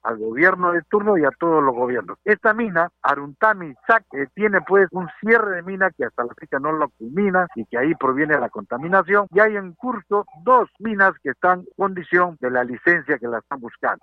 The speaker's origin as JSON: {"language": "Spanish", "country": "Peru", "said": "como ciudadano peruano"}